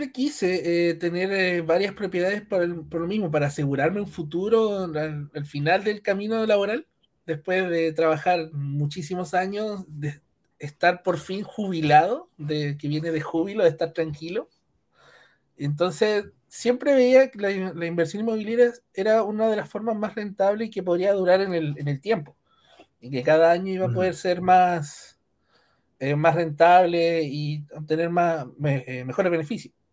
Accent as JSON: {"language": "Spanish", "town": "Punta Arenas", "region": "Magallanes", "country": "Chile", "said": "Bueno, eh … tengo 26 años, eh, soy de Punta Arenas, soy ingeniero en informática"}